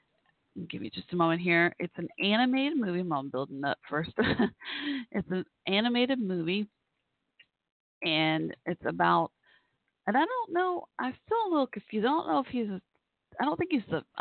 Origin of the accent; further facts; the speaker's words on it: United States; I'm a civilian, and you know, from America, and here myself, I'm in Texas